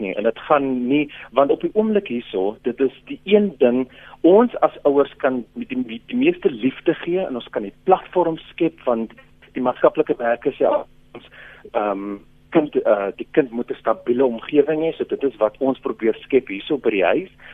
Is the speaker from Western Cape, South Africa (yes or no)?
yes; Western Cape, South Africa; ek kom van die Kaap